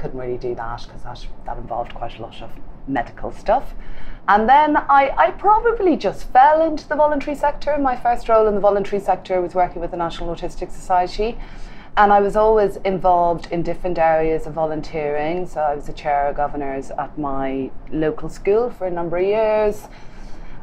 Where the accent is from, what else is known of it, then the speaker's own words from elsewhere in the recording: Galway, Connacht, Ireland; moved away; I come from the west coast of Ireland, from Galway